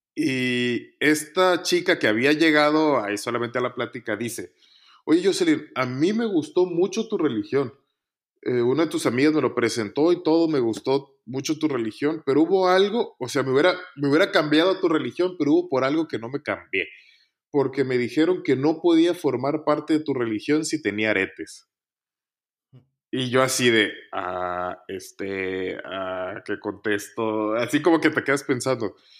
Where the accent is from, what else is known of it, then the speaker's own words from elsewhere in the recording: Montemorelos, Nuevo León, Mexico; moved away as an adult; also born or lived in Chiapas / Mexico City; now in Madrid, Spain; crecí en este ambiente en Montemorelos